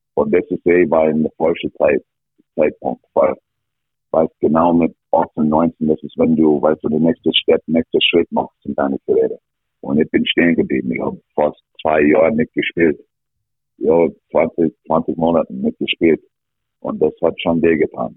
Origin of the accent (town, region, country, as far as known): Alberta, Canada; born or raised there; German is a second language; moved away as an adult; also born or lived in Villach, Austria